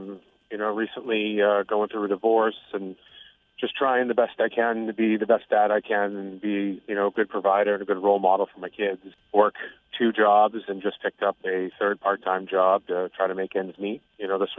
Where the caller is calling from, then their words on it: Gray, Maine, United States; I'm calling from Gray, Maine. I'm a firefighter paramedic, single dad of three boys